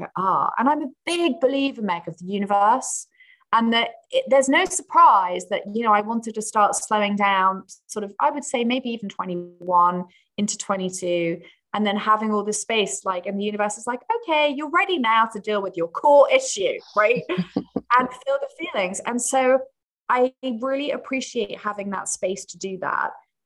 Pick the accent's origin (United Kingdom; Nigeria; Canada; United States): United Kingdom; England; I'm English